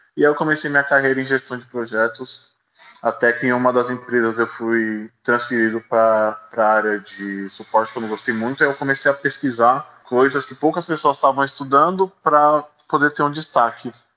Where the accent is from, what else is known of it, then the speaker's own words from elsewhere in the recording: São Paulo, Brazil; nascido e criado na Zona Leste de São Paulo